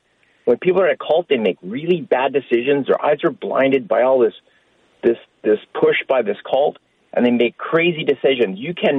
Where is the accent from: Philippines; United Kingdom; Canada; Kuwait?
Canada; I'm from Canada, and I have lots of American friends